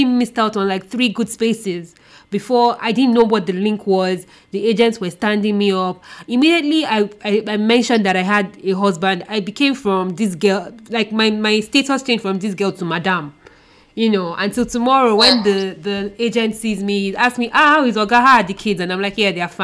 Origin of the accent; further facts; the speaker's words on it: Nigeria; being a Nigerian woman who grew up in Nigeria